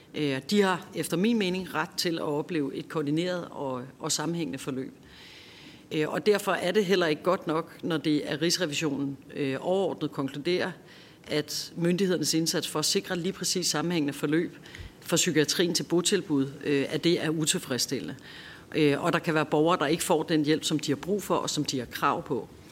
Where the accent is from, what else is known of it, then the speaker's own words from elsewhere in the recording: Copenhagen, Capital Region of Denmark, Denmark; Jeg er selv københavner